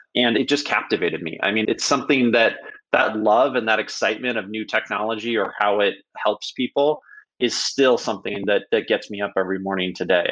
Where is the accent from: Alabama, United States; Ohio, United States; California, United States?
California, United States; Silicon Valley; I started my very young entrepreneurial career growing up in Silicon Valley